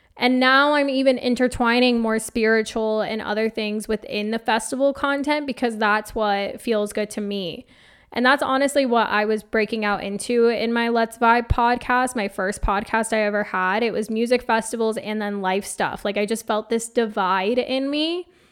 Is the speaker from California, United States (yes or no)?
no; Phoenix, Arizona, United States; I grew up in Phoenix, Arizona, in a suburb called Awasuki. It's basically southern Phoenix on the other side of South Mountain